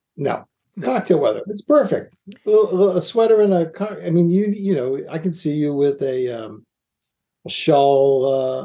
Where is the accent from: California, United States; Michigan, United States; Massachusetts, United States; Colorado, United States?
Massachusetts, United States; Boston; moved away; also born or lived in New York; I say pecan because I'm from I'm from Boston